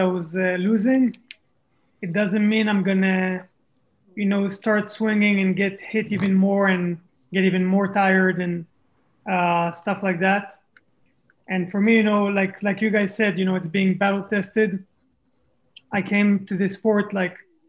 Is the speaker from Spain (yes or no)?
no; Israel; also born or lived in France; I was born in France, grew up in Israel